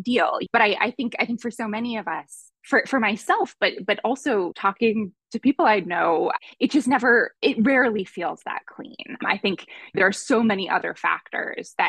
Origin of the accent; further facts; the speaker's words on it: Boston, Massachusetts, United States; moved away as an adult; also born or lived in Berkeley, California; I grew up in the Boston area